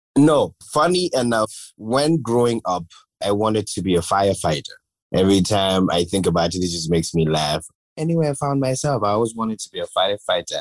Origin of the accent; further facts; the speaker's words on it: Gambia; growing up in the Gambia